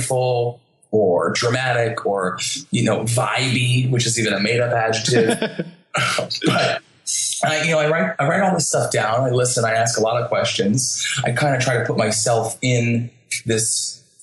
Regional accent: New Jersey, United States; I'm from New Jersey

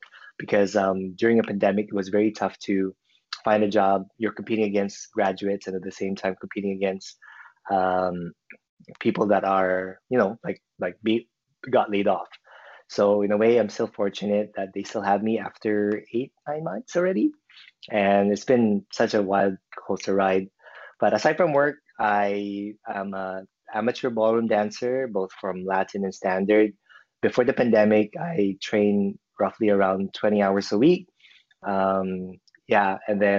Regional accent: Philippines; moved away as an adult; also born or lived in China; now in Vancouver, Canada; I'm originally from the Philippines, but I moved to Canada back in 2014 with my family. And now I consider Vancouver as my home.

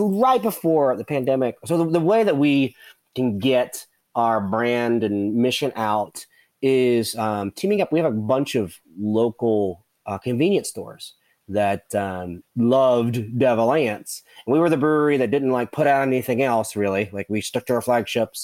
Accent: West Virginia, United States; we're the West Virginians are very, very proud of the state

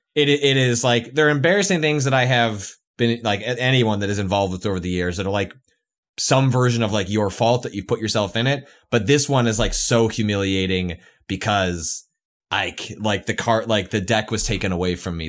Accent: Midwest, United States; moved away as an adult; also born or lived in California; I grew up in the Midwest.

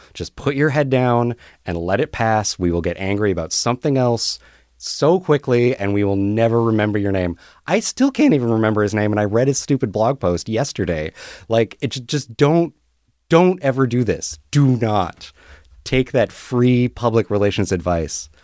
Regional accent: Canada; I'm cool and Canadian

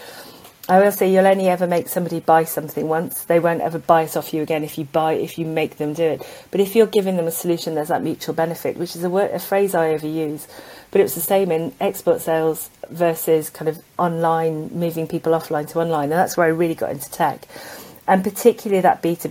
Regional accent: South Wales, United Kingdom; I grew up in South Wales

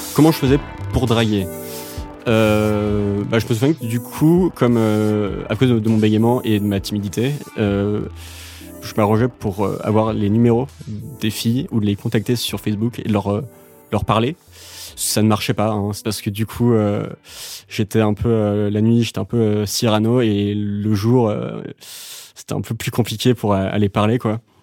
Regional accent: Dinard, Brittany, France; moved away as an adult; also born or lived in Saint-Malo / Vannes / Paris; Je suis né à Saint-Malo, la ville des Corsaires, et ensuite j'ai grandi à Dinard.

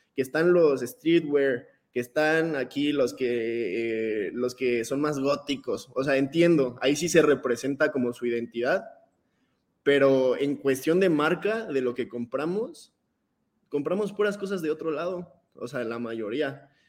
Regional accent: Mexico

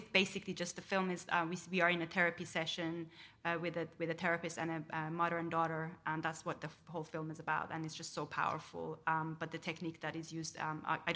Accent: Iran; moved away; I grew up in Iran, but I kind of my critical thinking was sort of shaped within the sort of like a Western institution

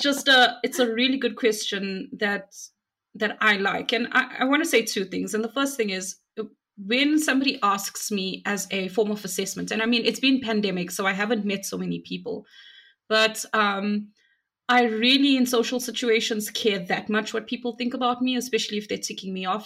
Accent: South Africa; I'm from South Africa

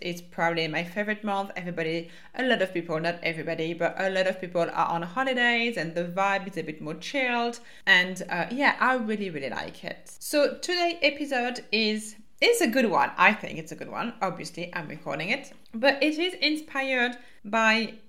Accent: France; accent: French; my French accent

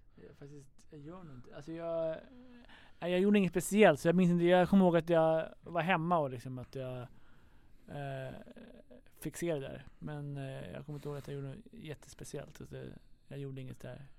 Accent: Sweden; vi kom från Sverige

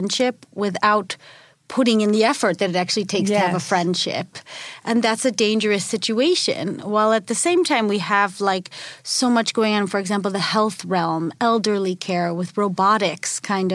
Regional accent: United States; moved away as an adult; also born or lived in a Nordic country; now in Washington, D.C., United States; as an American

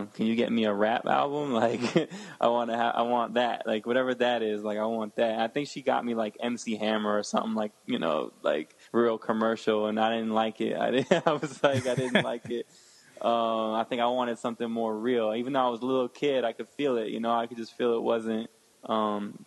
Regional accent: Connecticut, United States; also born or lived in Westchester, New York; originally I'm from Connecticut. I grew up in like Connecticut and Westchester, which is like outside of New York

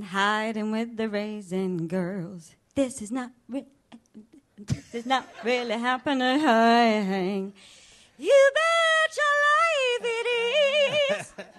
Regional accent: Morley, Yorkshire and the Humber, United Kingdom; also born or lived in Pudsey; I'm actually from Morley.

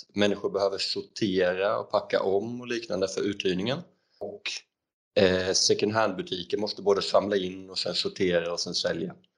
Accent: Växjö, Kronoberg County, Sweden; moved away as an adult; jag är född 92 i Småland, i Växjö och pluggade elektriker i gymnasiet och sen så flyttade jag ner hit

